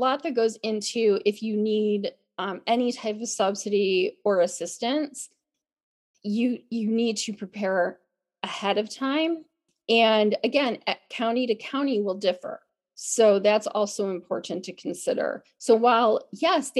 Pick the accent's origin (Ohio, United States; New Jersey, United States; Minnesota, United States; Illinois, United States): Illinois, United States; Chicago; now in California, United States; I grew up in the Chicago area